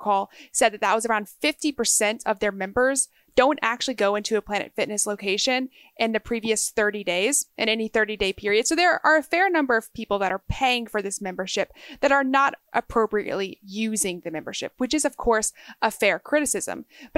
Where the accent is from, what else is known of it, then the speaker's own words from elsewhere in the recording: Texas, United States; the only recurring travel I have in the United States is back to where I grew up in Texas.